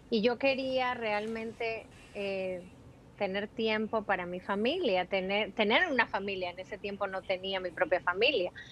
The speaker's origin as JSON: {"language": "Spanish", "country": "Peru", "tie": "born there", "also_born_or_lived": "Ecuador", "moved": "yes", "said": "yo nacimos en Perú y después nos mudamos a Ecuador, vivimos en Ecuador cinco años y de Ecuador yo vine para aquí."}